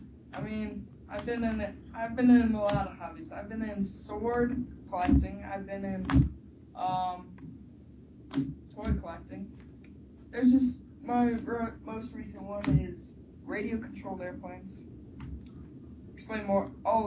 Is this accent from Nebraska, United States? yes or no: yes; Scottsbluff, Nebraska, United States; Scottsville, Nebraska. I was born on January 27th, 1996.